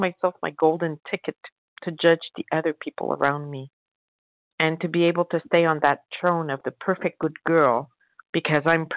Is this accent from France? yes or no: yes; France; I'm French